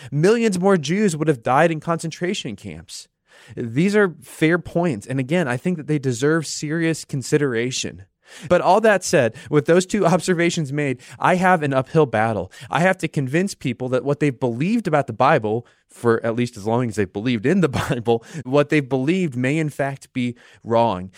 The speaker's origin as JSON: {"language": "English", "town": "Independence", "region": "Missouri", "country": "United States", "tie": "born or raised there", "said": "where I grew up in Independence, Missouri"}